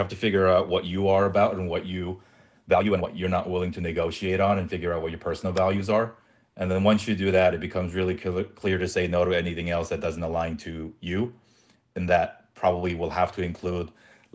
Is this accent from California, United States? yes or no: yes; Southern California, United States; also born or lived in South Korea / New York City; Grew up in Southern California